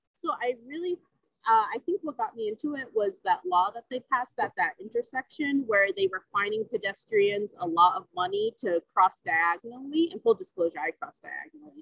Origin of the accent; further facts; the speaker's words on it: Rhode Island, United States; moved away as an adult; now in New Haven, United States; I grew up in uh, like in Rhode Island